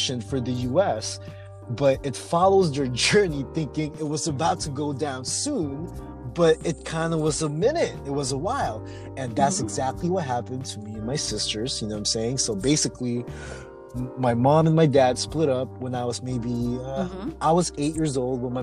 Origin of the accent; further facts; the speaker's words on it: Philippines; now in United States; we are immigrants from the Philippines